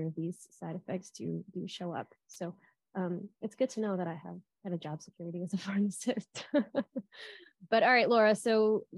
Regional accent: South Florida, United States; I'm from South Florida

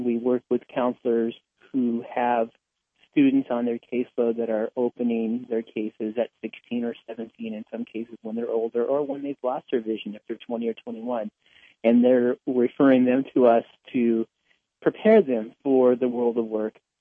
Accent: Los Angeles, California, United States; also born or lived in Whittier; As a youngster in my teens, I grew up in Los Angeles, in East Los Angeles

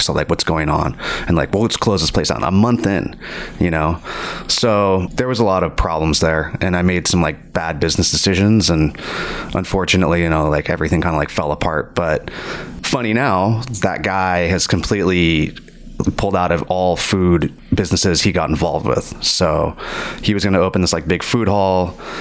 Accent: California, United States; also born or lived in Virginia; We ended up moving to California when I was I don't know like eight or nine or something like that you know, I'm definitely California raised

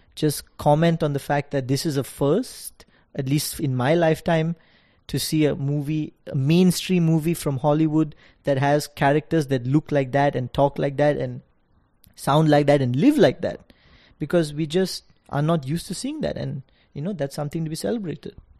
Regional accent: Singapore; moved away as an adult; also born or lived in London; now in New York, United States; I grew up in Singapore, but the shows I watched and the shows my friends watch were ninety percent U S T V shows

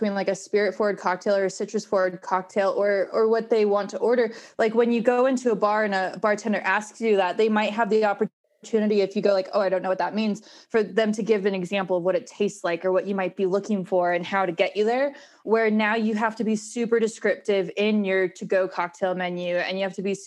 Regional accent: Northern California, United States; now in Denver, United States; I grew up in Northern California

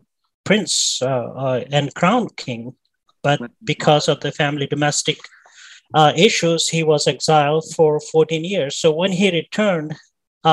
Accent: India; now in New York, United States; what I grew up with back in India

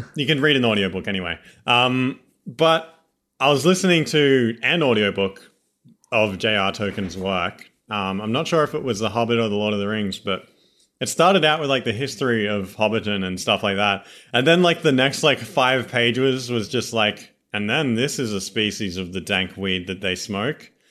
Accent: Australia; accent: Australian; This is genuine Australians. We're not just gonna drop this accent at any moment

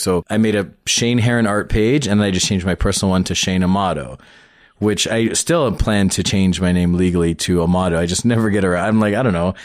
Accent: Toronto, Ontario, Canada; I grew up in Scarborough, but I was born, like, t-, proper Toronto

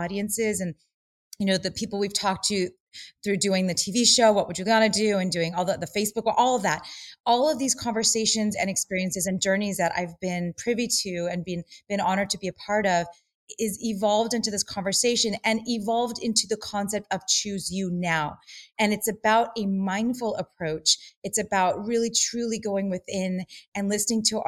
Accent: Los Angeles, California, United States; growing up in Los Angeles as a dancer and an actress

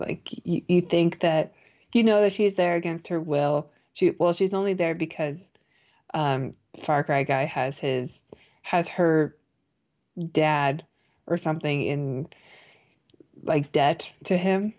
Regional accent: United States; being an American

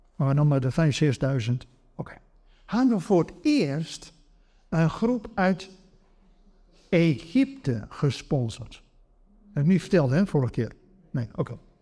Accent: Netherlands; wij Nederlanders

